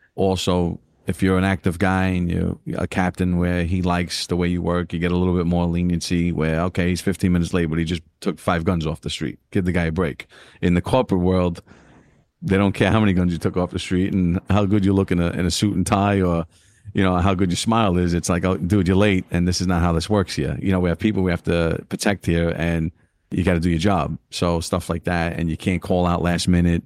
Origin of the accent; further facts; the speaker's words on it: New York City, New York, United States; growing up in East New York, Brooklyn